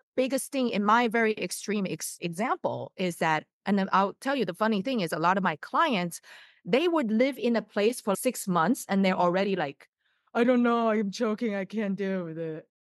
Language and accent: English; Taiwan; moved away as an adult; now in United States; I was born in the States and I grew up in Taiwan. And so that's how I learned Mandarin and all that. But after college, I came to the States.